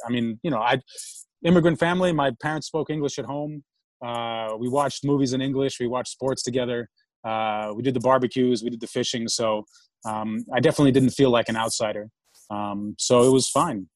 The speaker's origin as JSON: {"language": "English", "town": "New York City", "region": "New York", "country": "United States", "tie": "born or raised there", "also_born_or_lived": "Moscow, Russia", "said": "I grew up in New York. Grew up in New York City, living in Manhattan."}